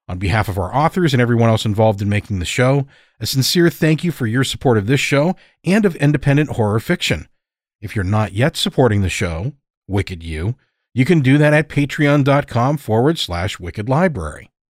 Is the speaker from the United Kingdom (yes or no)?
yes; Wales, United Kingdom; I'm a storyteller from Wales in the UK.